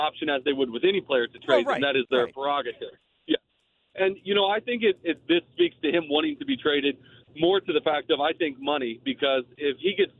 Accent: Missouri, United States; I'm from Missouri, big Cardinals fan

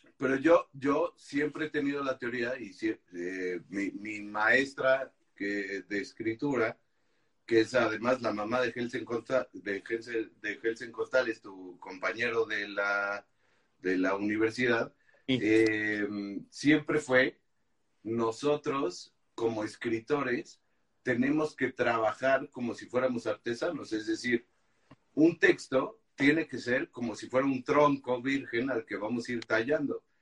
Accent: Tula, Hidalgo, Mexico; Yo soy de allá. Sí. Sí, no, bueno, yo soy de Tula.

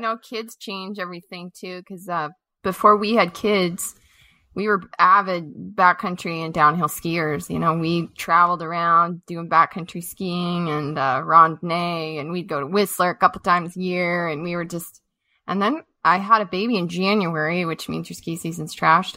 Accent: Montana, United States; also born or lived in Colorado; I grew up in Montana, uh, Colorado, and Montana

